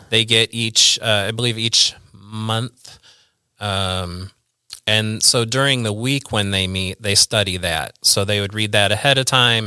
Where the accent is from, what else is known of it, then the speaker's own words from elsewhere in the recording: Central Illinois, United States; also born or lived in Peoria, Illinois / East Peoria, Illinois / Bartonville, Illinois / Pekin, Illinois; I've always lived in Central Illinois. I was born in Peoria.